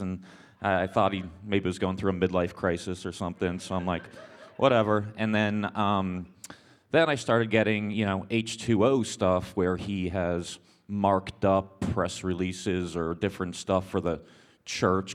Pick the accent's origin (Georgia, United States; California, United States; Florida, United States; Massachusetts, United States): Massachusetts, United States; Boston; moved away; I was raised in Boston area